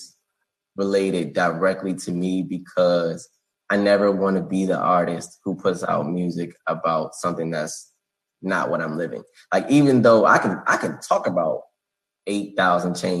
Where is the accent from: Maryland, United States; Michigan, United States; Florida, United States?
Maryland, United States; Bowie; I'm from Bowie, Maryland